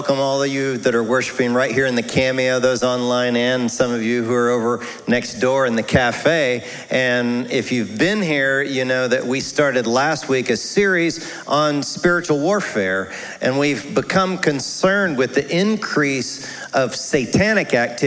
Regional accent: United States; we're that American culture

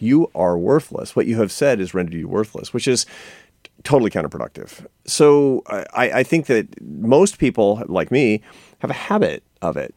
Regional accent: Seattle, Washington, United States; I come from Seattle

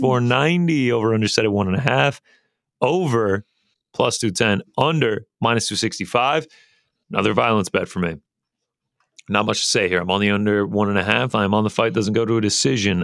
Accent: Alpharetta, Georgia, United States; Alpharetta, which, uh, the old three zero zero zero four, uh, is actually where I am born and raised

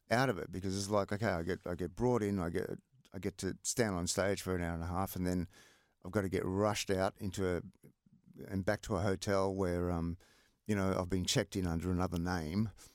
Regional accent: Melbourne, Victoria, Australia; moved away; also born or lived in Sydney; living in a block of flats in Collingwood

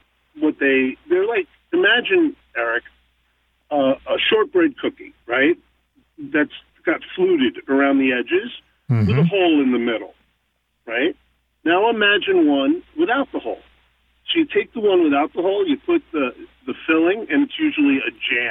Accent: New York, United States; I'm from New York

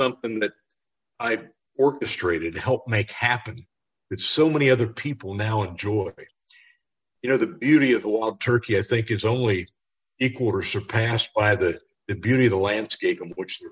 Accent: Pennsylvania, United States; my home state of Pennsylvania, when I grew up, the lower Susquehanna River Valley had zero turkeys

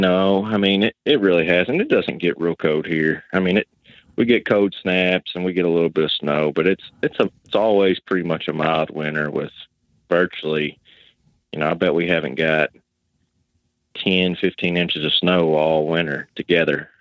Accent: Western Kentucky, United States; I'm from Western Kentucky

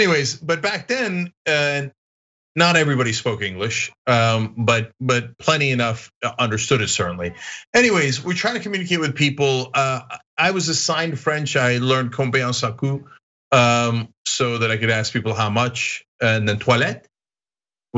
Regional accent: Istanbul, Turkey; now in United States; I grew up in Europe. I grew up in Istanbul on the European side.

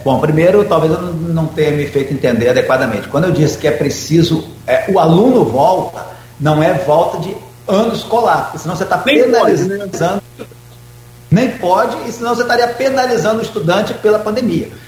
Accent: Campos dos Goytacazes, Rio de Janeiro, Brazil; moved away as an adult; also born or lived in Brasília; Sou de Campos, me afastei, estava fora, num projeto, num trabalho em Brasília. Volto para Campos

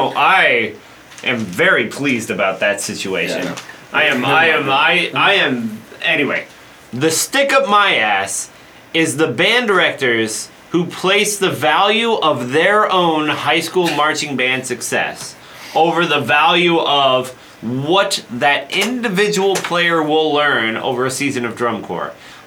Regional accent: Colorado, United States; I'm from Colorado.

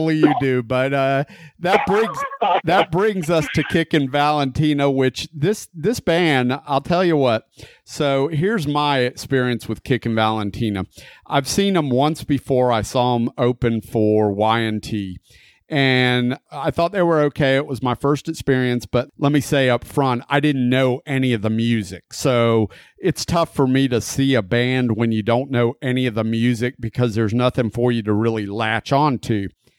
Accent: Gulf Coast, United States; They were actually a Gulf Coast kind of club band when I grew up on the Gulf Coast, so I was familiar with the band.

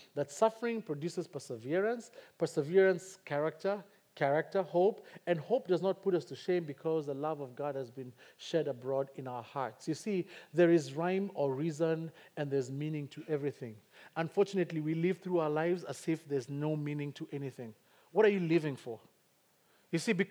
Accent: Kikuyu, Central Kenya, Kenya; first language Kikuyu; English is a second language; Kikuyu is my native tongue

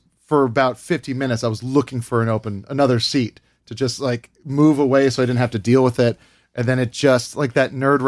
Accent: Hawaii, United States; I grew up in Hawaii

